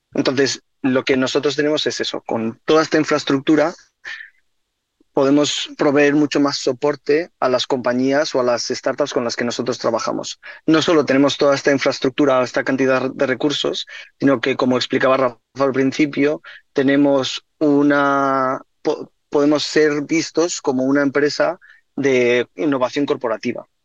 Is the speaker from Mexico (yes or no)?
no; Spain; now in United States; somos los dos somos de España